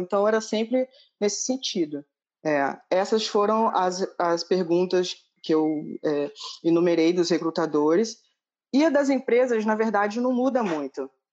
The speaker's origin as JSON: {"language": "Portuguese", "region": "Rio de Janeiro", "country": "Brazil", "moved": "yes", "lives_now": "Dublin, Ireland"}